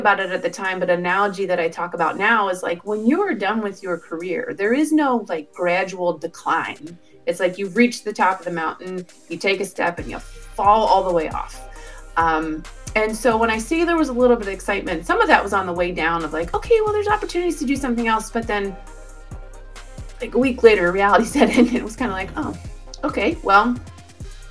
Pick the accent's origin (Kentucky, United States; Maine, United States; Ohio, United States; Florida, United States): Kentucky, United States; northern; also born or lived in Cincinnati; I actually grew up in northern Kentucky